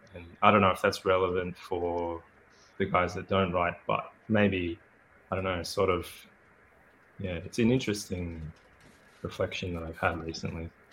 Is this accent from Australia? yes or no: yes; Australia; accent: Australian; I'm Australian, as you might be able to guess from my accent.